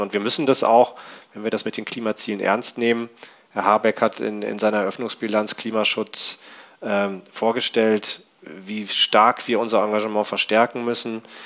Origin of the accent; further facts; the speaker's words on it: North Rhine-Westphalia, Germany; now in Berlin, Germany; ich komme ähm, eigentlich aus Nordrhein-Westfalen